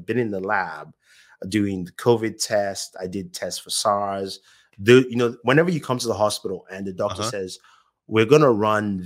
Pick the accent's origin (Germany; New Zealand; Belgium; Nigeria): Nigeria; moved away as an adult; now in United States; I was born in Nigeria.